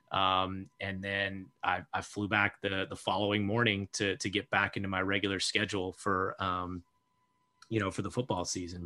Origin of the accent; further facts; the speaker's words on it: Sarasota, Florida, United States; moved away; I grew up in Florida